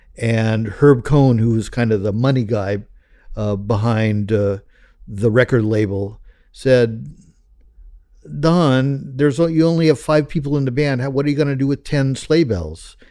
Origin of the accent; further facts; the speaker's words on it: Los Angeles, California, United States; I grew up in the San Fernando Valley, uh, which is the suburb of Los Angeles, greater Los Angeles area